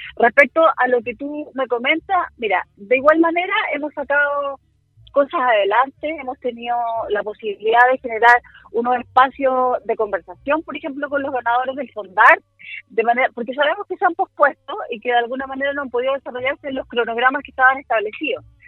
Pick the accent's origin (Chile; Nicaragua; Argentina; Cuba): Chile; como chilenos que somos